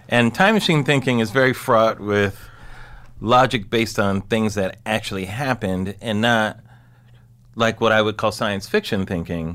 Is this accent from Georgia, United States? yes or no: no; Southern California, United States; I'm from Southern California